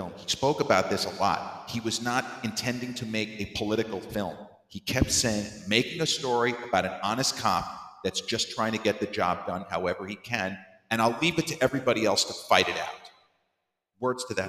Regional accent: Massapequa, New York, United States; the old house where I grew up in Massapequa

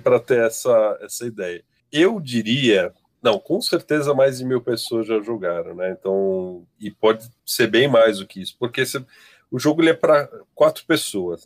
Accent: São Paulo, Brazil; Sou de São Paulo

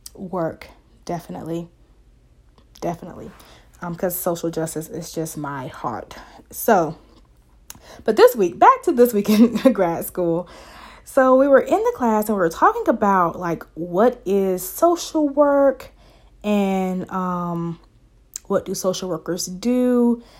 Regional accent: the South, United States; accent: Southern twang; African-American Vernacular English; I am from the South. So, if you hear that twang come out, that is the South in me. I live in the South. I've been here my whole life.

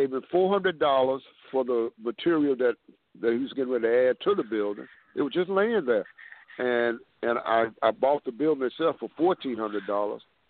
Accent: Houston, Texas, United States; I was born and raised in Fifth Ward, Texas, in Houston, Texas.

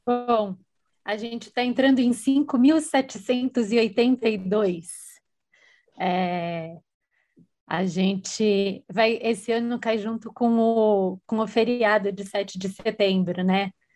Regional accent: Brazil; eu sou brasileira, mulher, judia

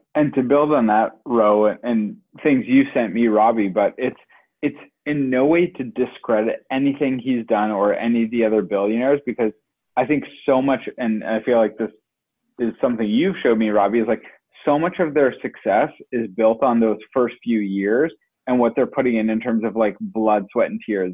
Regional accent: Oakville, Ontario, Canada; also born or lived in Brampton; me and Sunshine are from Oakville

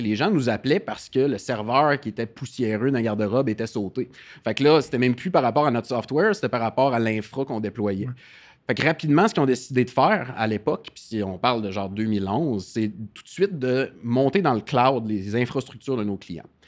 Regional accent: Gaspésie, Quebec, Canada; moved away; also born or lived in Rimouski; Je suis euh, gaspésien à la base

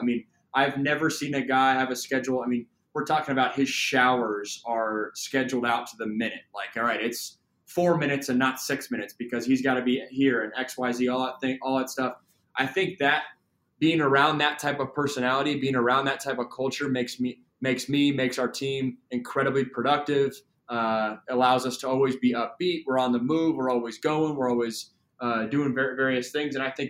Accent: Seattle, Washington, United States; And then that coupled with I'm also from Seattle. So I lost my Supersonics.

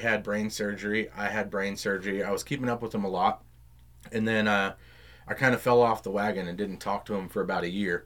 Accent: Round Rock, Texas, United States; 620 was the street I grew up on in Round Rock.

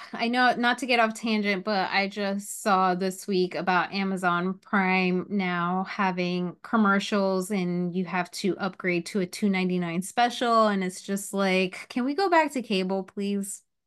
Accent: New Jersey, United States; I am from North Jersey

